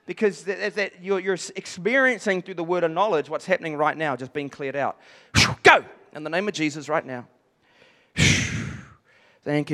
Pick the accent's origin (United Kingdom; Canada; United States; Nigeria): United Kingdom; England; I'm from the English side of things